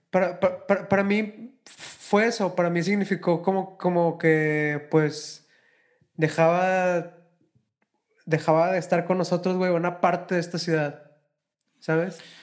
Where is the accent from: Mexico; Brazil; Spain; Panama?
Mexico; Monterrey, Nuevo León; porque soy de Monterrey